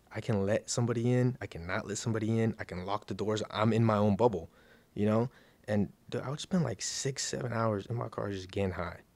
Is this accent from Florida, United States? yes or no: yes; Miami Gardens, Florida, United States; I'm from Miami, Miami Gardens